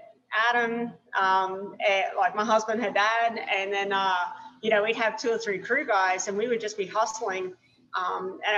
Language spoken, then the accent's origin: English; Australia; moved away as an adult; now in United States; Hey, we're Australian